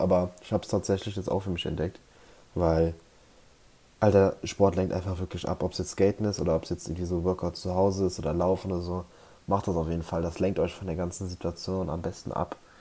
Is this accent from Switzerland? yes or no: no; Germany; ich bin ja hier auf dem Dorf aufgewachsen